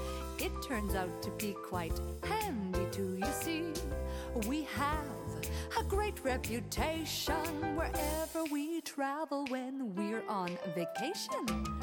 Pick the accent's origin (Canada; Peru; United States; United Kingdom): Canada; I know I'm the worst one at it, eh?